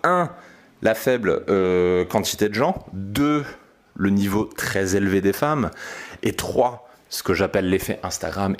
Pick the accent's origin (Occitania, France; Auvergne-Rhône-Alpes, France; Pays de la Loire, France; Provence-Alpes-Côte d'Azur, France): Provence-Alpes-Côte d'Azur, France; Aix-en-Provence; now in Paris, France; Cette ville, c'est Aix-en-Provence